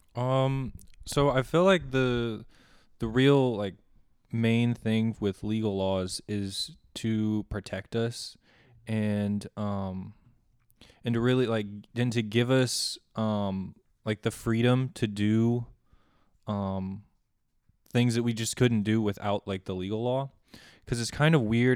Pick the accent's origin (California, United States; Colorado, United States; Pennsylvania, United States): Colorado, United States; moved away as an adult; also born or lived in Kansas; now in Manhattan, Kansas, United States; I'm originally from Colorado, but I'm studying here at K-State